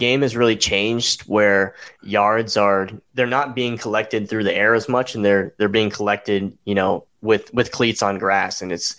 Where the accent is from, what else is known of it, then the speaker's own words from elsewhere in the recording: Salt Lake City, Utah, United States; moved away; so I'm actually from Salt Lake City, Utah